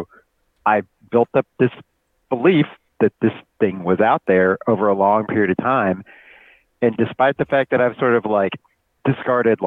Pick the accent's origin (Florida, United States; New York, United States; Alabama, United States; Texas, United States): Alabama, United States; the place I grew up in Alabama